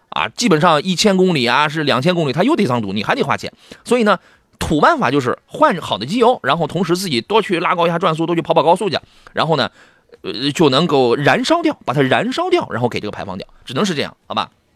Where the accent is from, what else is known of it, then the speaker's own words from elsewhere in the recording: Qingdao, Shandong, China; 我老家吉莫城阳